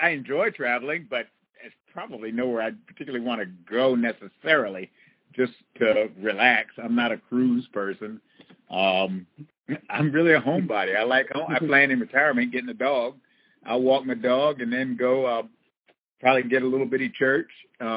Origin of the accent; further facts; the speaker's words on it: Buffalo, New York, United States; also born or lived in North Carolina; I grew up in Buffalo, New York, and spent all of my winters there.